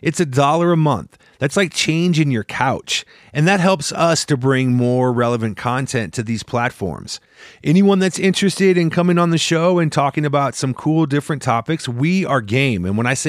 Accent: Midwest, United States; You know, I'm from the Midwest.

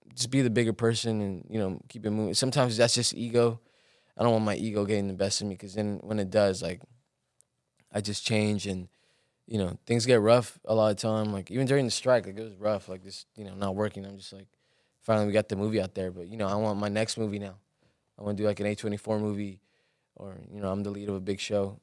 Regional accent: Los Angeles, California, United States; also born or lived in Guerrero, Mexico; growing up in Watts was, like, rough

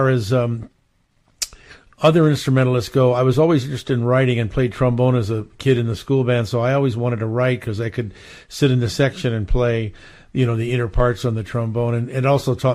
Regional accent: Hawaii, United States; also born or lived in Philadelphia, Pennsylvania / Montclair, New Jersey; now in Los Angeles, United States; I was born in Philly and I grew up in Hawaii.

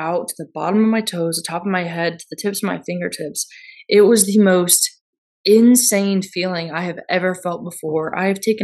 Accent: Georgia, United States; We're not from there. We're from Georgia

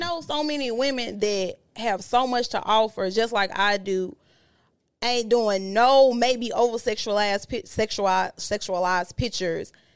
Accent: Memphis, Tennessee, United States; moved away; I'm from Memphis

